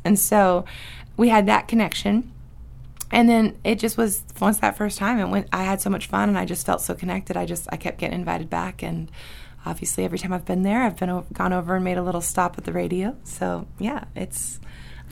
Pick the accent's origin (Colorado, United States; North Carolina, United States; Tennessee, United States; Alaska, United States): Alaska, United States; Sleetmute; I'm a Cusco girl, but yeah, I'm more Upper Cusco. You know, I'm from Sleep Mute and have family in Aniak.